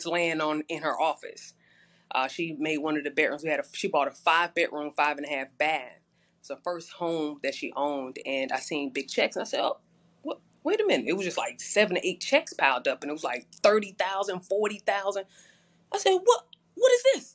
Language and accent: English; Atlanta, Georgia, United States; moved away as an adult; now in New York, United States; I'm originally from East Atlanta. I'm born and raised there, East Atlanta area, Decatur area.